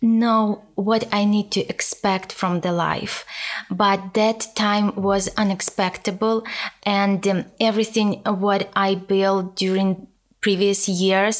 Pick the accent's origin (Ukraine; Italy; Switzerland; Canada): Ukraine; English is a second language; moved away as an adult; now in United States; Originally, I am from Ukraine and I have been 11 years